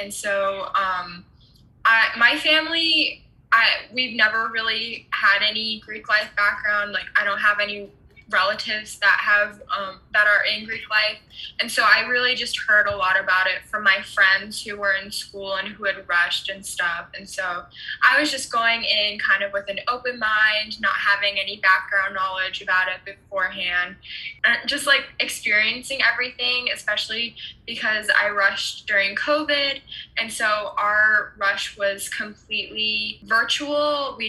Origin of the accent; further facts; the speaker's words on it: Germany; I was born and raised in Germany, and so I grew up speaking German and English at the same time.